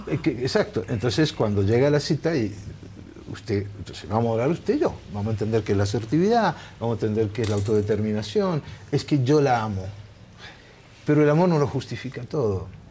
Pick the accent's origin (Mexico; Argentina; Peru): Argentina; also born or lived in Naples, Italy / Barcelona, Spain; me crié en un gueto napolitano, yo hablé castellano, ni siquiera hablaba italiano, hablaba napolitano